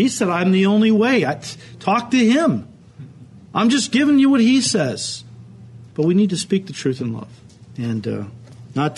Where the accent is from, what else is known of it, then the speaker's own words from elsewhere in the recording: Chicago, Illinois, United States; I don't technically live in Chicago, but Chicago is my city. When I go places and people say, where are you from? I say, Chicago